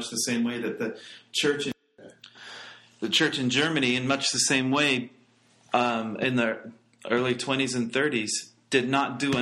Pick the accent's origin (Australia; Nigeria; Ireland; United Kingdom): United Kingdom; England; I come from England